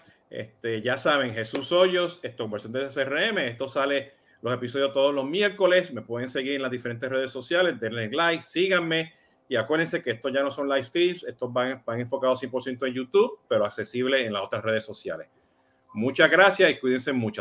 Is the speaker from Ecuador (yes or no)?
no; Puerto Rico; yo soy boricua